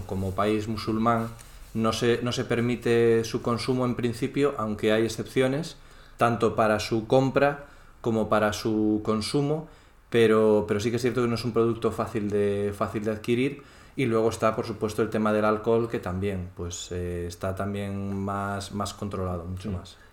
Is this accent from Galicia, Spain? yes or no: yes; Galicia, Spain; moved away as an adult; now in Doha, Qatar; soy gallego